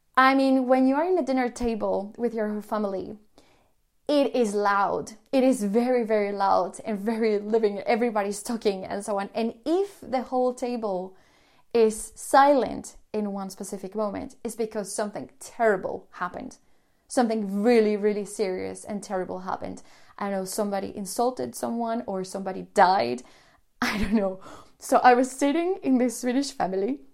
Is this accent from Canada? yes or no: no; Colombia; moved away as an adult; also born or lived in Sweden; I'm from Colombia